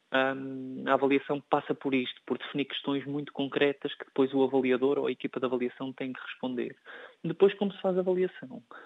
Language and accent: Portuguese; Portugal; enquanto português